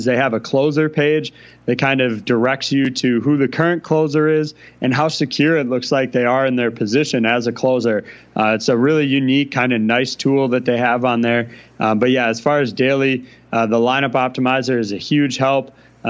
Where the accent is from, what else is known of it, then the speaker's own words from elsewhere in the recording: Milwaukee, Wisconsin, United States; I'm from Wisconsin, from the Milwaukee area.